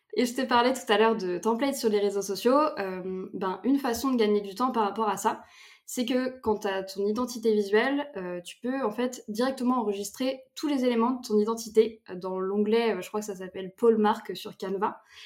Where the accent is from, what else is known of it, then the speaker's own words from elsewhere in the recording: between Nantes and Angers, Pays de la Loire, France; moved away as an adult; also born or lived in Bordeaux; j'habite du coup entre Nantes et Angers